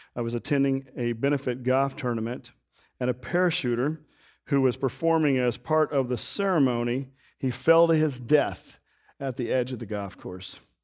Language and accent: English; Wichita, Kansas, United States; I grew up in Wichita, Kansas, on the edge of the city